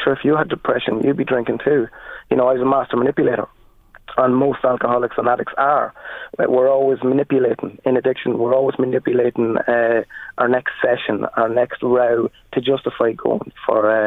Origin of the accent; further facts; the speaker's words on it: Trim, County Meath, Ireland; I'm originally from Trim